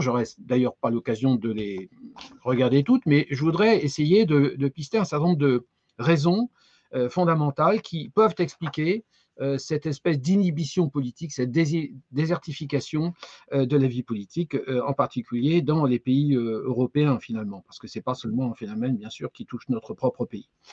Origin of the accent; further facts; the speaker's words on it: France; chez nous en France